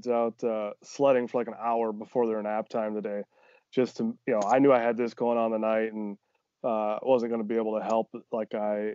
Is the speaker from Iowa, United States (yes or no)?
yes; Northeast Iowa, United States; moved away as an adult; now in Des Moines, Iowa, United States; I'm from Northeast Iowa originally, mm-hmm. small town, you know, and I went back up home for the Christmas